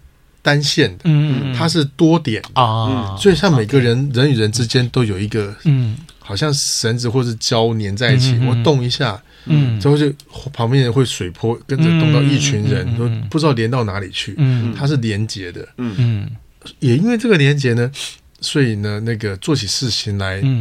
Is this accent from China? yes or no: no; Taiwan; 就欧洲欧美有他们的习惯，我们台湾人有台湾的习惯，大陆有他的习惯